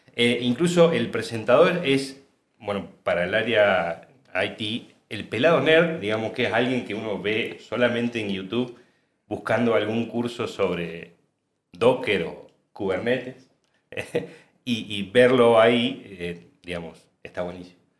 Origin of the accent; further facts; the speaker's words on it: San Jorge, Santa Fe, Argentina; No soy de acá, no soy de, de Córdoba capital, soy de San Jorge, Santa Fe.